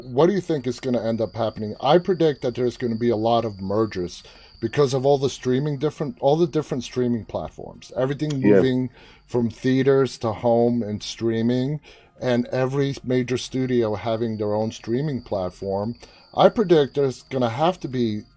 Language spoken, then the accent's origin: English; New York, United States; now in Northern Virginia, United States; I live in Northern Virginia, but I'm originally from New York